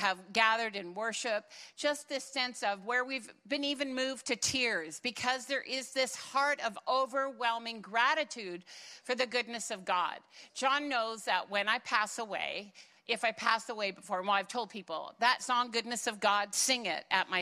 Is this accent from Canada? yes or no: yes; Canada; first language German; English is a second language; I am a first-generation Canadian